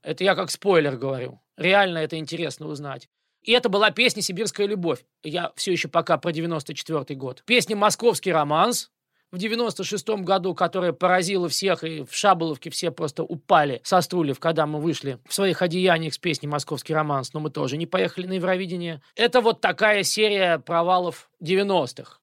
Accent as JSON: {"language": "Russian", "region": "Moscow", "country": "Russia", "moved": "as an adult", "lives_now": "United States", "said": "я москвич"}